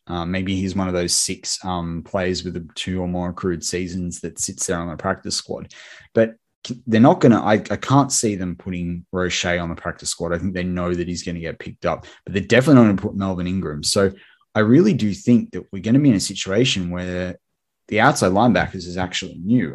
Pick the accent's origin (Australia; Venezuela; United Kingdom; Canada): Australia; my fellow countryman, as an Australian